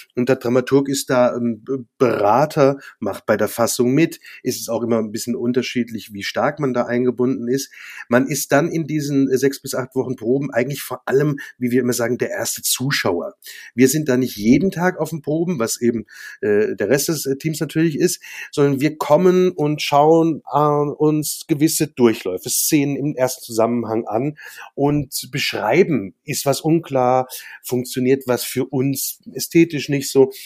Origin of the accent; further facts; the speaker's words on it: Worms, Rhineland-Palatinate, Germany; also born or lived in Mainz / Mannheim; bin ja in Worms geboren und äh, habe da auch meine Schulzeit verbracht